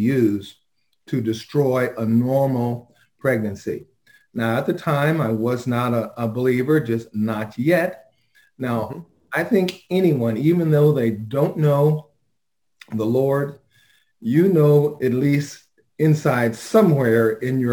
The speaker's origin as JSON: {"language": "English", "town": "Los Angeles", "region": "California", "country": "United States", "tie": "born or raised there", "said": "born and raised in South Central"}